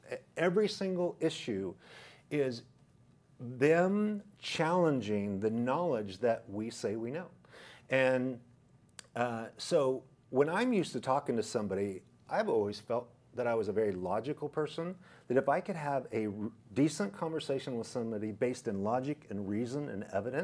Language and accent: English; Idaho, United States; Plus, I came from Idaho, which is a conservative area where people are rational, logical